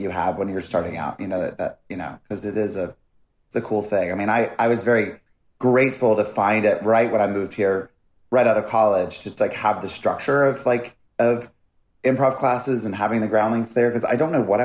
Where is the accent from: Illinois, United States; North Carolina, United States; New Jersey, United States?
North Carolina, United States; growing up in North Carolina